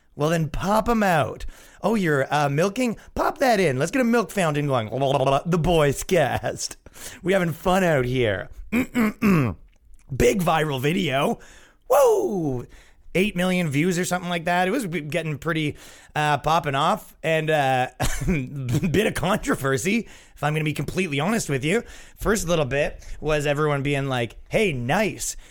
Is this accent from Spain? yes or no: no; Canada; moved away; when I grew up in Canada, it wasn't like